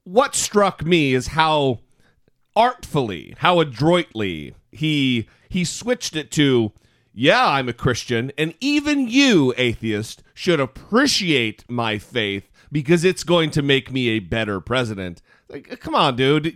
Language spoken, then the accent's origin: English; Idaho, United States; now in Los Angeles, United States; we both live in the Los Angeles area now, but we're both from Idaho